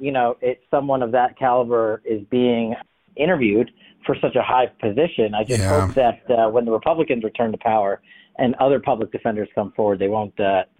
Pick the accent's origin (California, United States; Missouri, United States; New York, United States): New York, United States; New York City; including the New York Post, my hometown paper